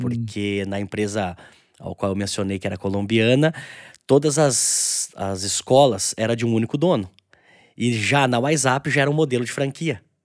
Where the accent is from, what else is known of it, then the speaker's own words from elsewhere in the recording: Itatiba, São Paulo, Brazil; eu sou eu sou natural de Itatiba, né? Uma, uma cidade interior de São Paulo.